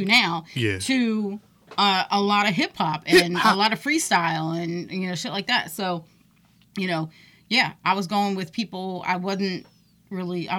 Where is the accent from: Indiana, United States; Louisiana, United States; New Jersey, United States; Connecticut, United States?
New Jersey, United States; Trenton; I grew up here in Trenton, New Jersey.